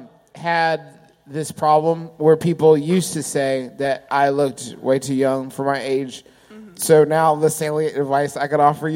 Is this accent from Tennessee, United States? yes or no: no; Maryland, United States; As you can see, I am from Maryland. Read it and weep.